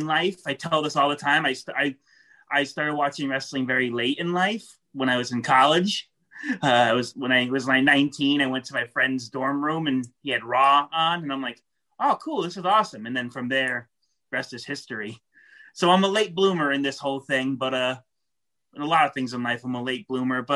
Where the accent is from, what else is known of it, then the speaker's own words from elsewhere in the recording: New York, United States; I'm from New York